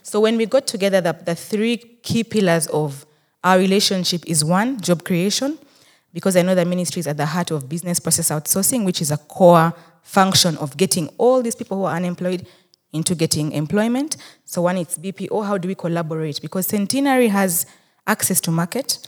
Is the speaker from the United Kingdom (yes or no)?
no; Rukungiri, Western Region, Uganda; I am a Muchiga from Rukunjiri